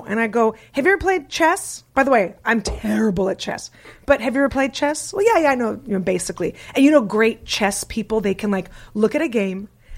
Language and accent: English; San Francisco, California, United States; I'm from San Francisco.